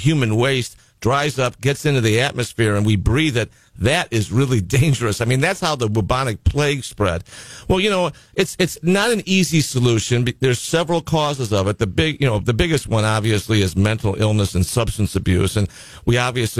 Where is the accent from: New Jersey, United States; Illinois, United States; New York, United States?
Illinois, United States; Chicago; now in California, United States; I'm from Chicago originally